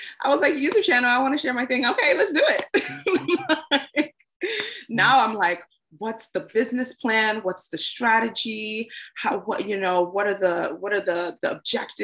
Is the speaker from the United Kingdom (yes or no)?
no; Nigeria; I am a Nigerian girl